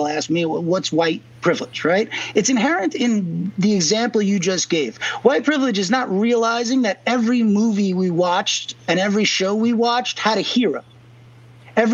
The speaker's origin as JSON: {"language": "English", "town": "Merrick", "region": "New York", "country": "United States", "tie": "born or raised there", "said": "I grew up in Long Island, you know, so it can't, you know, it's like ultra-rich bridge and tunnel, you know, like Merrick"}